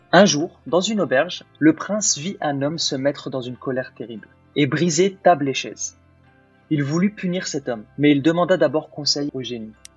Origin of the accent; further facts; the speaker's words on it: France; French is a second language; also born or lived in Algeria; moi je suis né en Algérie, donc quand je suis arrivé en France, je savais pas forcément bien parler français